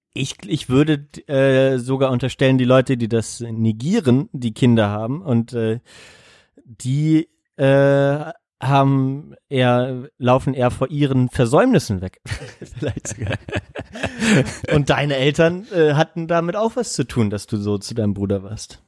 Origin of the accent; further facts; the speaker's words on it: GDR, East Germany, Germany; ich bin ja noch in der DDR geboren